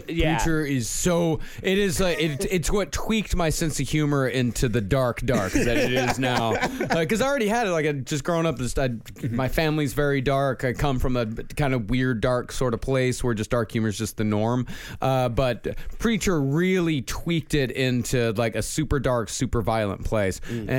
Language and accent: English; Texas, United States; I'm from Texas. Could I get that right there? Because that was back when I had my original accent.